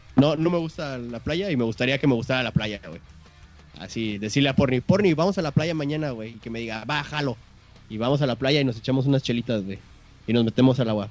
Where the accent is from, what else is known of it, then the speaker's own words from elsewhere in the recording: Guadalajara, Jalisco, Mexico; soy de Guadalajara